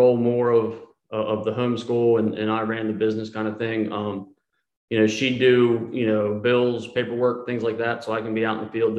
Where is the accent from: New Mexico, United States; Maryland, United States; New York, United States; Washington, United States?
Maryland, United States; moved away as an adult; also born or lived in Myrtle Beach, South Carolina; now in Scottsdale, United States; We are originally from Maryland. Shane and I went to high school together, married for 18 years, and we moved to Myrtle Beach in 2008